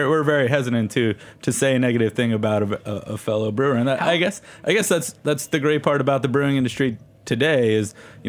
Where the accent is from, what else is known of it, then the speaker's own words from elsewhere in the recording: New Jersey, United States; Being from New Jersey, I was a homebrewer from New Jersey.